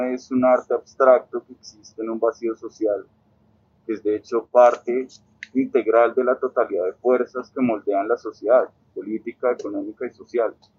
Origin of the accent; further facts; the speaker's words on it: Colombia; como colombianos